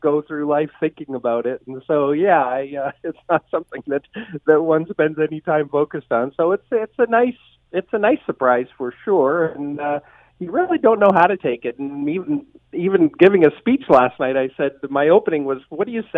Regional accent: Hamilton, Ontario, Canada; I grew up in the Burlington Hamilton area.

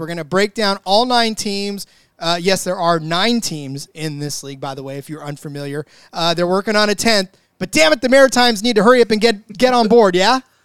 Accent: United States; We, we are American fans of the sport

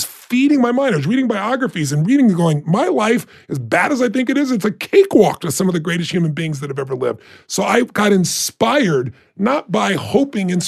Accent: Azusa, California, United States; I'm a kid from Azusa, California, who had nobody in our family that was successful in business

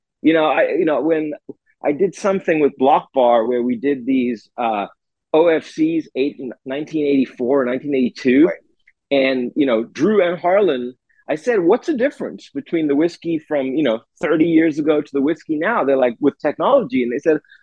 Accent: South Africa; moved away; growing up in South Africa

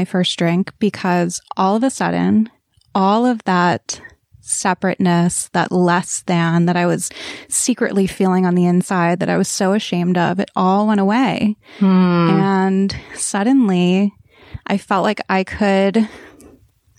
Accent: East Coast, United States; I grew up on the East Coast

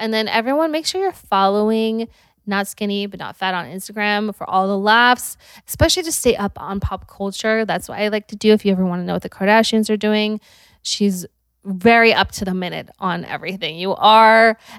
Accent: Utah, United States; moved away; I'm from Utah.

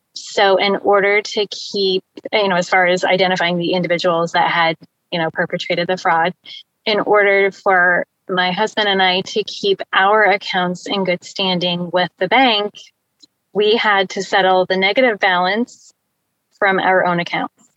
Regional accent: Indianapolis, Indiana, United States; I'm from the Indianapolis area in Indiana.

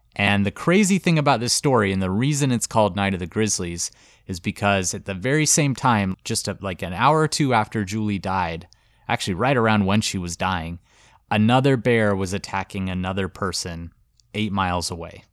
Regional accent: Montana, United States; Montana, which is my home state.

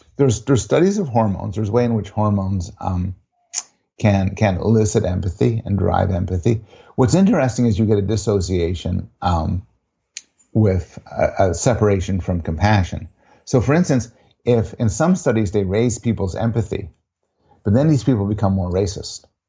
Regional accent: Canada; I'm a Canadian, I'm Jewish, I'm a professor

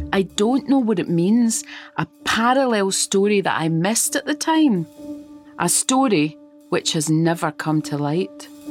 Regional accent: Glasgow, Scotland, United Kingdom; I grew up in Glasgow, a city haunted by this killer

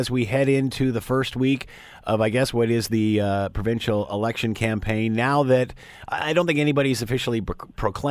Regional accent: Canada; I'm a guy coming from Canada

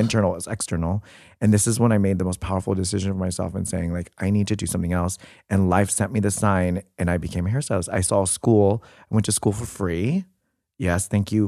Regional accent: Orange County, California, United States; moved away as an adult; now in Los Angeles, United States; I grew up in Orange County

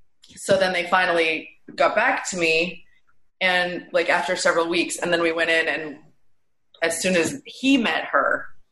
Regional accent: Wyoming, United States; moved away as an adult; also born or lived in California; now in Los Angeles, United States

